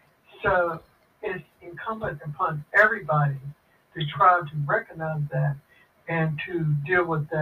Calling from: Pittsburgh, Pennsylvania, United States; I'm calling from Pittsburgh, Pennsylvania.

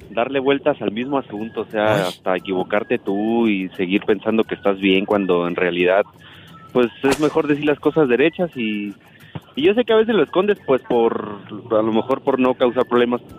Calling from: Utah, United States; de Utah.

